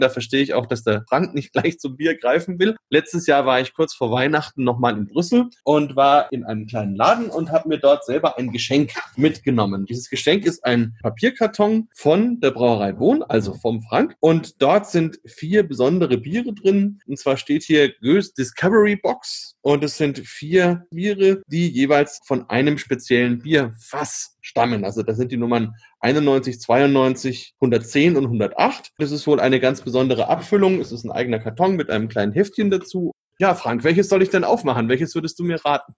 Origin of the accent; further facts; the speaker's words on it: Bamberg, Bavaria, Germany; Ich komme ja aus Bamberg